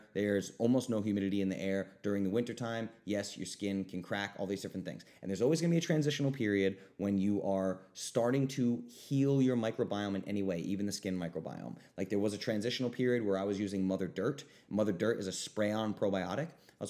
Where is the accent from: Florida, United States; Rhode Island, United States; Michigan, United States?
Rhode Island, United States; I grew up in Rhode Island. When there was a foot of snow on the ground, my little sister would take a 2-hour shower, right?